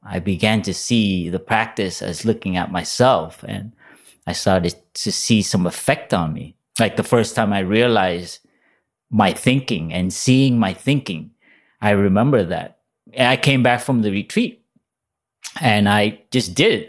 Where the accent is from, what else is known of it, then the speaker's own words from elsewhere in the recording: Los Angeles, California, United States; I grew up in Los Angeles